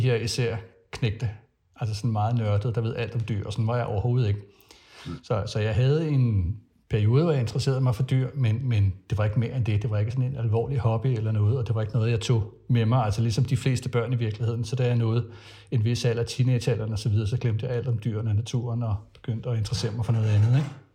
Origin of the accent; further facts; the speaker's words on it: Frederiksberg, Capital Region of Denmark, Denmark; also born or lived in Jutland / Farum Midtpunkt; faktisk så blev jeg født i Jylland og havde også nogle år i Farve Midtpunkt, men altså har boet på, på Frederiksberg i det meste af min barndom